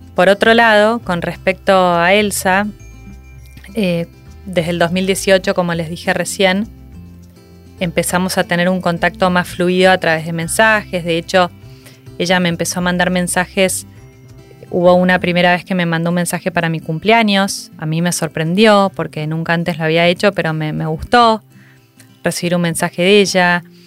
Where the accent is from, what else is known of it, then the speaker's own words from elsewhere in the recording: Argentina; moved away as an adult; yo me fui a vivir afuera de Argentina con mi marido